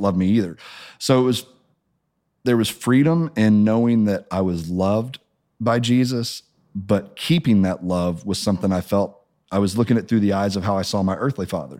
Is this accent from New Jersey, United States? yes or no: no; Springfield, Missouri, United States; I grew up in Springfield, Missouri